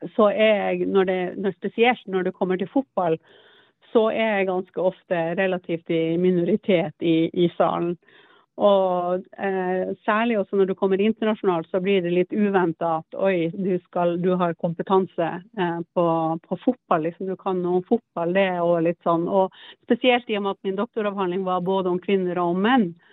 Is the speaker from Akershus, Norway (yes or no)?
no; Troms, Norway; moved away as an adult; also born or lived in Alta / Oslo; jeg kom opp fra Nord-Troms